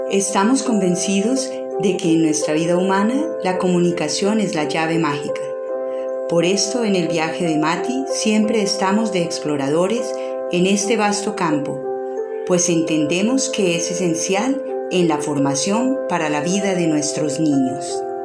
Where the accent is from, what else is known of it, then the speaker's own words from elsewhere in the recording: Chile; also born or lived in Colombia; yo soy eh, chilena colombiana.